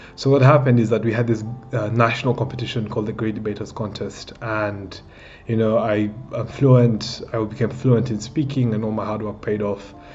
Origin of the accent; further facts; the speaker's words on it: Kenya; I'm 21 years old and I'm from Kenya and I'm an entrepreneur